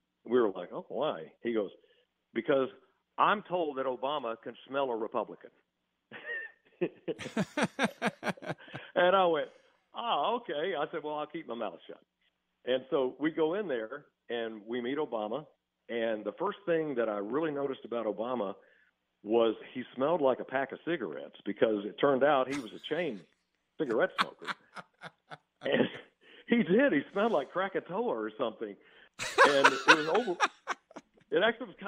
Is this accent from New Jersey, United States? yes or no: no; Texas, United States; moved away as an adult; also born or lived in Wisconsin; I was born and raised in Texas.